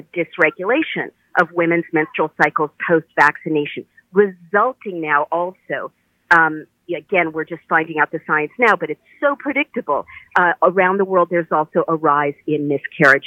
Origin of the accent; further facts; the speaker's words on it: United States; an American citizen speaking freely in my country